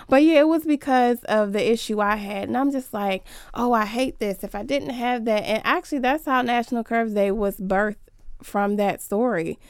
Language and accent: English; Washington, District of Columbia, United States; I grew up in Southeast DC